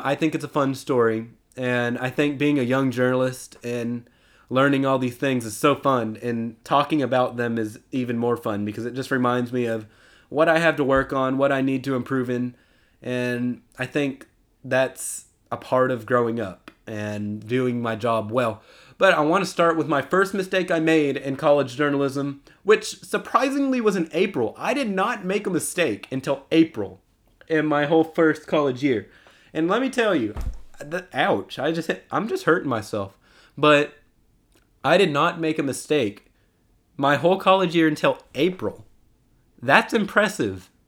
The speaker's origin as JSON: {"language": "English", "region": "Texas", "country": "United States", "tie": "born or raised there", "said": "my hometown team"}